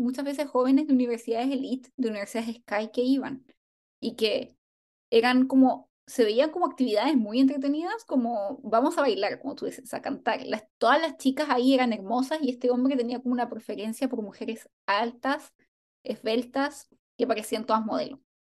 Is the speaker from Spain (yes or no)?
no; Chile; en chileno diríamos